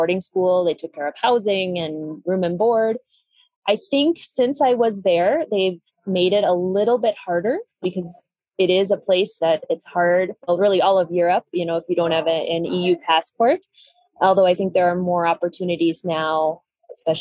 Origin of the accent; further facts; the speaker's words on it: Madison, Wisconsin, United States; moved away as an adult; now in Colombia; I grew up in Madison, Wisconsin. I lived there